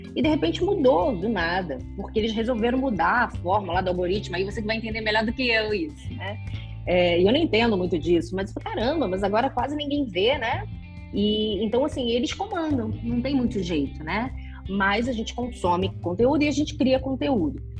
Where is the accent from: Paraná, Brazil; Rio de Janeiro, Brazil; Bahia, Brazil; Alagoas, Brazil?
Rio de Janeiro, Brazil; moved away as an adult; now in São Paulo, Brazil; Eu sou carioca